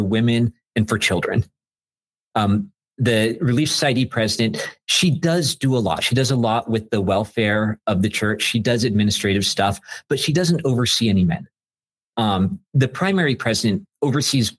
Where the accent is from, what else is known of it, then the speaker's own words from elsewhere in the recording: Southern California, United States; now in Chicago, United States; I grew up in Southern California.